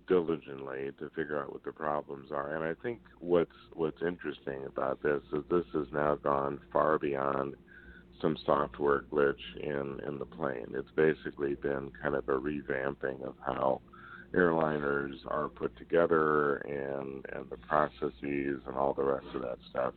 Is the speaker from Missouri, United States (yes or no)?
yes; Kansas City, Missouri, United States; I'm from Kansas City